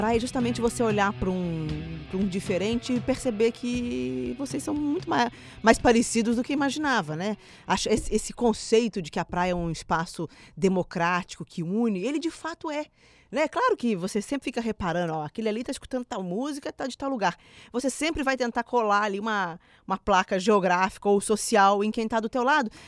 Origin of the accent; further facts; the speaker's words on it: Minas Gerais, Brazil; now in Rio de Janeiro, Brazil; eu sou mineira